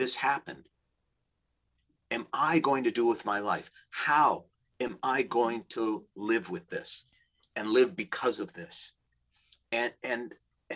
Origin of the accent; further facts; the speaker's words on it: Minnesota, United States; now in Los Angeles, United States; I grew up in the Midwest in Minnesota, we call them dead end streets